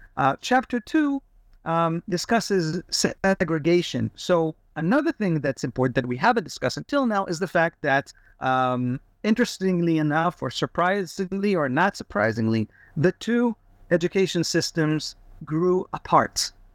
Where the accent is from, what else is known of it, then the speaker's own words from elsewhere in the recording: Kfar Saba, Central District, Israel; English is a second language; born and raised in Israel in Kfar Saba